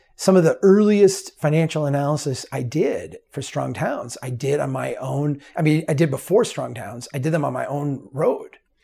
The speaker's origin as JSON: {"language": "English", "town": "Brainerd", "region": "Minnesota", "country": "United States", "tie": "born or raised there", "said": "the city of Brainerd. my hometown, the, the city that, uh, I grew up in."}